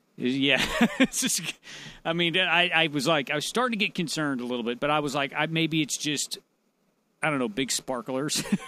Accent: United States; I call myself an American

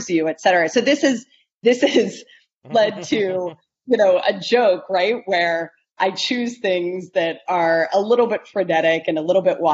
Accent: Ohio, United States; growing up in Ohio

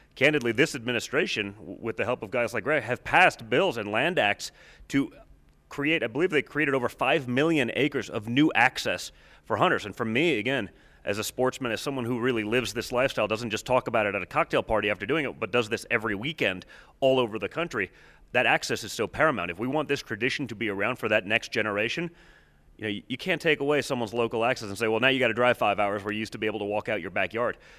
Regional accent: Pennsylvania, United States; where I grew up hunting in Pennsylvania

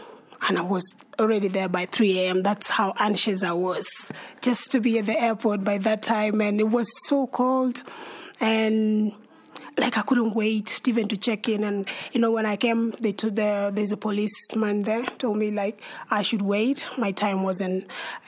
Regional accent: Kenya; also born or lived in South Sudan; I was born in Kenya, and I grew up along the border of between Kenya and South Sudan.

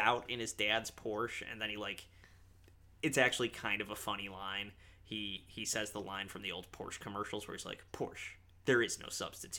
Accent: Park Ridge, Illinois, United States; there is a shot of Park Ridge, Illinois, my hometown, in there.

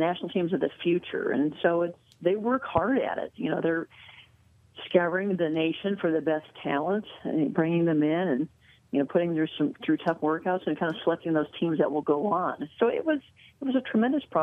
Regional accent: Iowa, United States; I grew up in Iowa

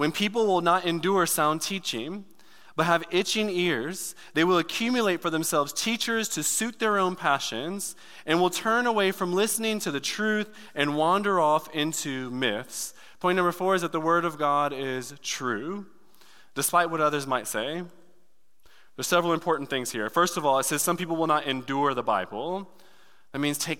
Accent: Detroit, Michigan, United States; moved away; I'm from Detroit. Like the hood

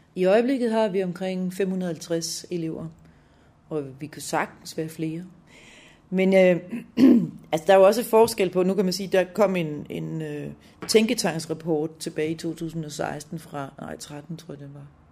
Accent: Lolland, Zealand, Denmark; moved away as an adult; also born or lived in Helsingør / Copenhagen / Aalborg; Jeg er født i Helsingør i 66, og opvokset på Lolland

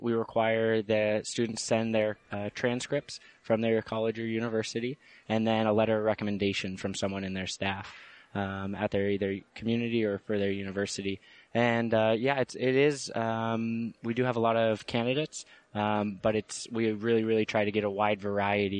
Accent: Auburn, Washington, United States; moved away as an adult; now in Washington, D.C., United States; I grew up in Auburn, Washington, and on the Muckleshoot Reservation

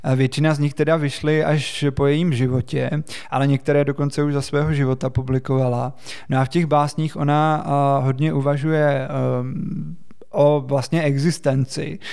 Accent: Czechia; My jsme na něj jako Češi ještě navíc strašně hrdí

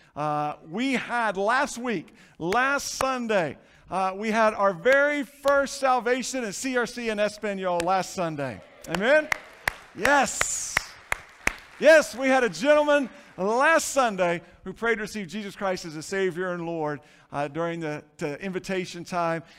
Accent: Florida, United States; Growing up in Florida, been on a lot of seashores

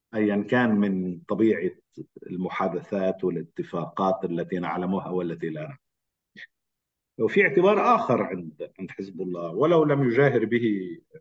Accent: Lebanon; انا لبناني ومقيم لبنان

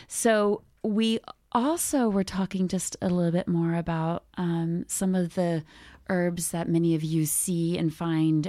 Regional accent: Ohio, United States; now in Canada; I grew up in Ohio, which is in the States, in case you're wondering, somewhere near the middle.

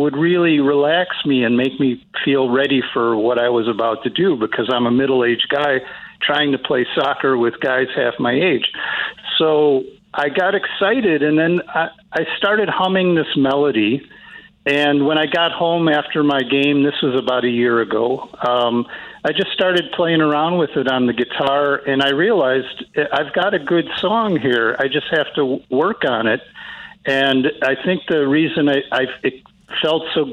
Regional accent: Evergreen Park, Illinois, United States; also born or lived in Chicago; I grew up in Evergreen Park

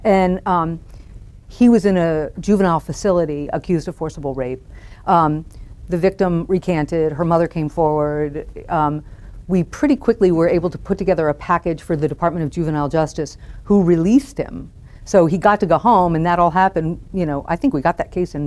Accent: Washington, District of Columbia, United States; moved away as an adult; also born or lived in El Paso, Texas / Jackson, Mississippi; I was from Washington, D.C.

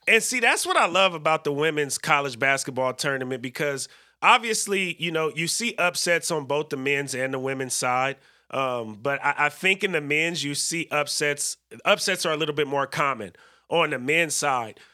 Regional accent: Berkeley, California, United States; I am from the Bay Area as well

